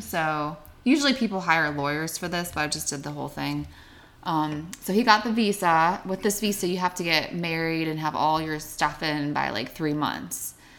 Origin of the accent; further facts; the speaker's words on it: Bethel Park, Pennsylvania, United States; moved away; also born or lived in Asheville; I grew up in Pittsburgh, so a town south of Pittsburgh called Bethel Park.